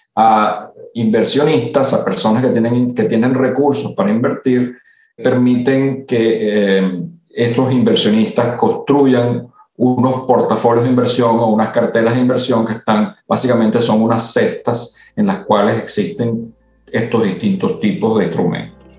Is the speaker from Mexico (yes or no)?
no; Venezuela; moved away as an adult; also born or lived in Italy; now in Panama; Yo efectivamente soy italiano de nacimiento, nací en Italia y llegué a Venezuela muy, muy, casi recién nacido. Y vi la mayor parte de mi vida en Venezuela.